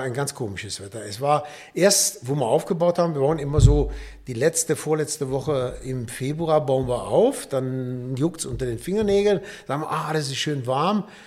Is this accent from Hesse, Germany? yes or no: no; Düsseldorf, North Rhine-Westphalia, Germany; moved away; also born or lived in Nuremberg / Karlsburg; Ich komme aus Düsseldorf, bin dann 70, 77 hier nach Nürnberg gekommen